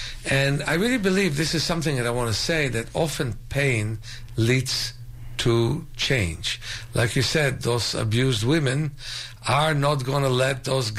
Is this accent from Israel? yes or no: yes; Israel; I'm from Israel, and the name of it was Meir Enayim. That's in Hebrew